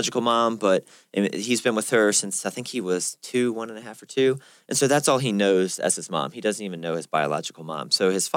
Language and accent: English; Richmond, Virginia, United States; I'm from the Richmond area, so it's fairly close